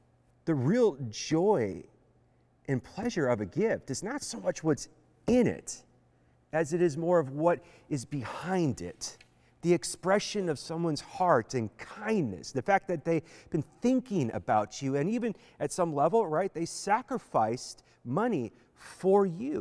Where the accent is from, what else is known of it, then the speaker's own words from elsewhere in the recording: Beaver Dam, Wisconsin, United States; growing up in Beaver Dam, Wisconsin